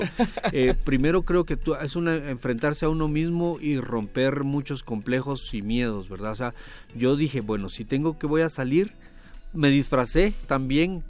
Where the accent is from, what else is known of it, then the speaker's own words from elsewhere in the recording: Guatemala; Desde Guatemala, nací en Guatemala